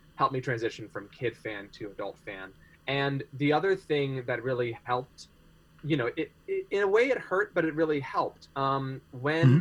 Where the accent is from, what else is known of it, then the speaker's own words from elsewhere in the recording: California, United States; also born or lived in New Hampshire; my family is uh, from California, and I'm back there with them now. But I recent, most recently lived in New Hampshire, where I was for about two years